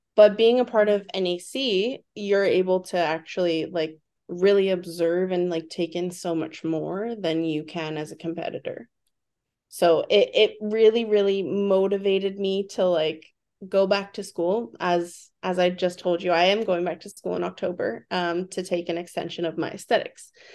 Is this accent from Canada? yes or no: yes; Vancouver, British Columbia, Canada; I was born and raised in Vancouver, B C